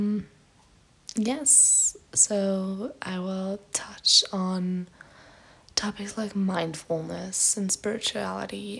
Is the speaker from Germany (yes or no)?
yes; Germany; English is a second language; I'm from Germany